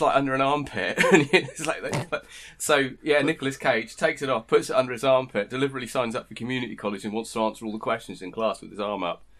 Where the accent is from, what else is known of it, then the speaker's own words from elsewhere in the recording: near Glastonbury, South West England, United Kingdom; I grew up near Glastonbury.